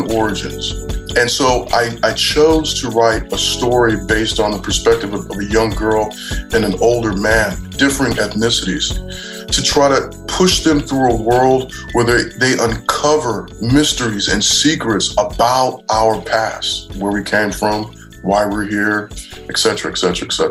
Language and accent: English; San Diego, California, United States; I was born and raised right here in San Diego, California